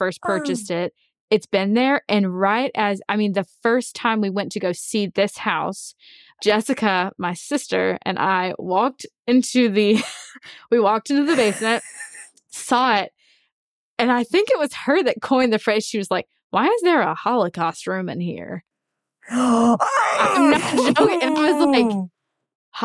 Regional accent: Alabama, United States; So ever since I was born, I was raised in the Church of Christ in Alabama.

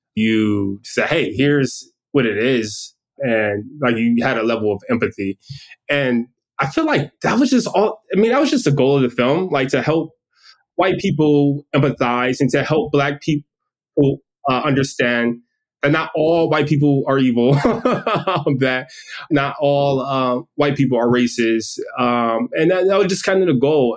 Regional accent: Detroit, Michigan, United States; I grew up in Detroit

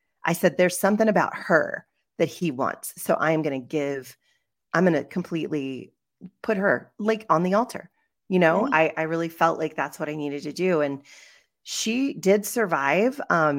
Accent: West Virginia, United States; born there; And so I was born in West Virginia. So that's where I went to school. I went to Shepherd University, which was Shepherd College at the time

